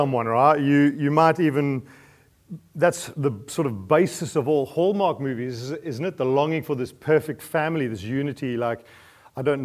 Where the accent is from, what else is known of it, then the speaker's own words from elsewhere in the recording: New Zealand; I'm a Kiwi